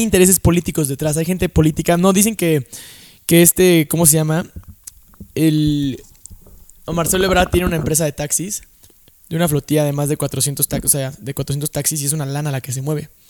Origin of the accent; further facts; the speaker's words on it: Mexico; somos un país de, puta madre, güey